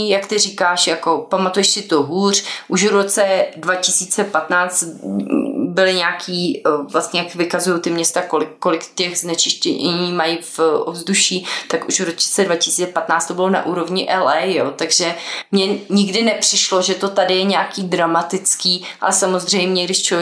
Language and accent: Czech; Prague, Czechia; Jo, jasně, když pocházíme z Prahy, tak si...